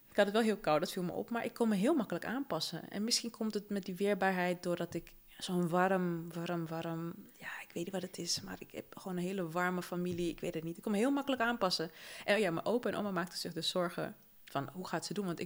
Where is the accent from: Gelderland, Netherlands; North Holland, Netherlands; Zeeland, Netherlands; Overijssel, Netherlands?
North Holland, Netherlands; Amsterdam; also born or lived in Paramaribo, Suriname; Ja, ik, ik groeide op in Zuidoost, hè. Dus dat is zo'n soort Suriname